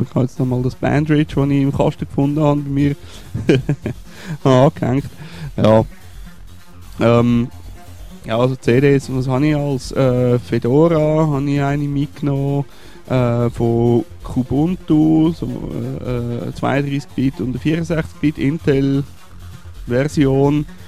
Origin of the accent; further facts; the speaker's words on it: Switzerland; sind wir als Schweizer